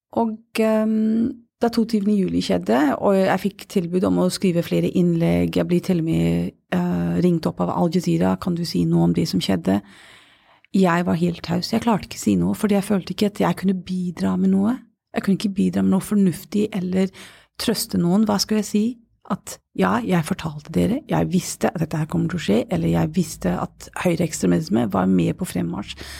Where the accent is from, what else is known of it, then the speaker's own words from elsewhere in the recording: Glasgow, Scotland, United Kingdom; Norwegian is a second language; now in Oslo, Norway; jeg er født og oppvokst i Glasgow.